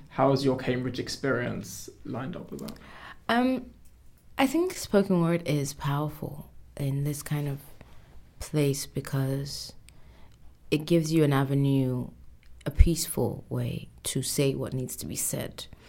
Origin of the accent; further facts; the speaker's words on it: Nigeria; I'm Nigerian